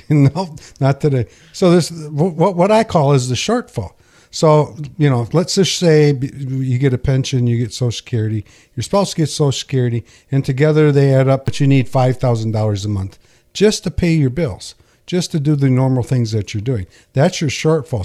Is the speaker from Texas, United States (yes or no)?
no; Pinconning, Michigan, United States; I grew up in Pinkani, there's a bowling alley here called White's